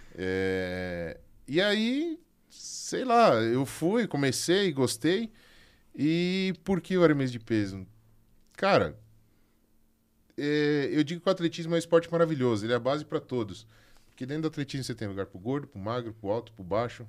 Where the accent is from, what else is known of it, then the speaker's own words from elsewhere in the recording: Concórdia, Santa Catarina, Brazil; lá da minha cidade, lá de Concórdia